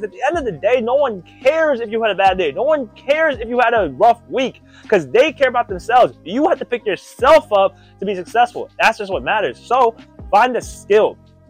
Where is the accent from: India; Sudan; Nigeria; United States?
India; I'm Indian. So Gandhi went through his thing.